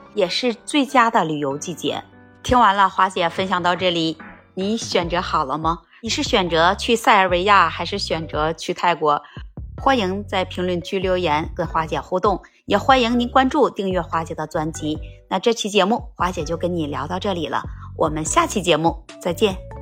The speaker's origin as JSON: {"language": "Chinese", "country": "China", "said": "我们中国人"}